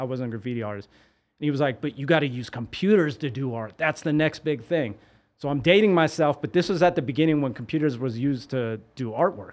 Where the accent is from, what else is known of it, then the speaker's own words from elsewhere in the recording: San Francisco, California, United States; me growing up in San Francisco